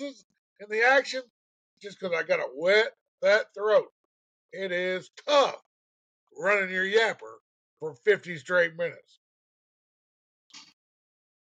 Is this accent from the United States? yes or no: yes; Cleveland, Tennessee, United States; right here in my hometown, Cleveland, Tennessee